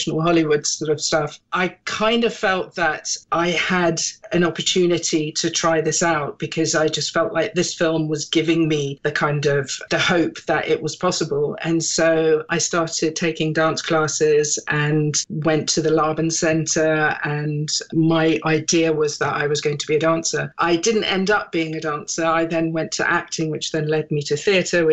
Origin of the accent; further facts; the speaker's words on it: Germany; also born or lived in England / Britain; now in United Kingdom; even though I was born in England, I grew up in Germany. I was there from when I was about six or something. And I grew up in a very small kind of German village.